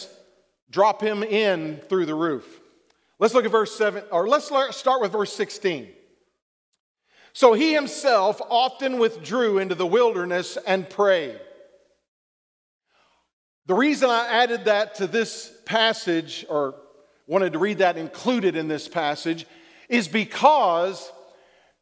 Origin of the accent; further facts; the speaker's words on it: Texas, United States; accent: southern drawl; I was born in Texas. Sometimes my southern draw comes out.